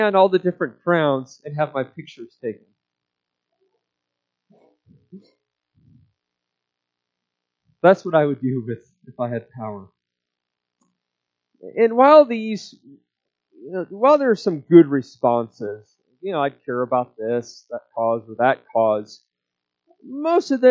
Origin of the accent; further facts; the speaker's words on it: United States; us Americans